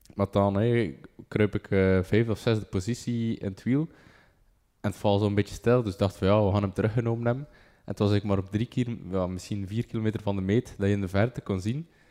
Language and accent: Dutch; Bruges, Flanders, Belgium; ik van Brugge ben